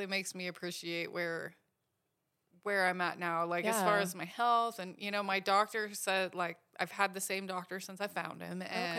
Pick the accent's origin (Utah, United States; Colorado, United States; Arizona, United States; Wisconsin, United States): Colorado, United States; Vail; also born or lived in Washington State; In Vail, Colorado.